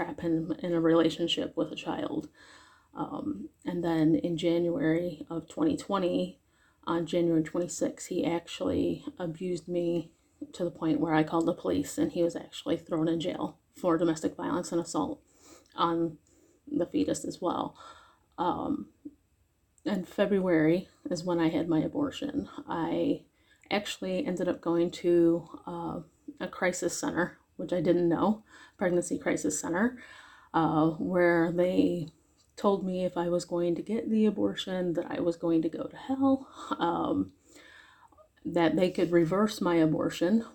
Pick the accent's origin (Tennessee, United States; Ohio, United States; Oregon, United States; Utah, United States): Ohio, United States; Cleveland; I'm from Northeast Ohio area, around the Cleveland area